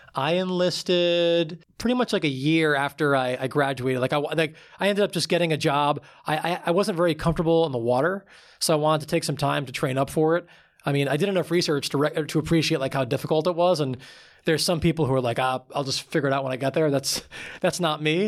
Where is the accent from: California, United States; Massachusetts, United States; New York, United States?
New York, United States; Long Island; I grew up on Long Island, about, um, like thirty, forty minutes outside of New York City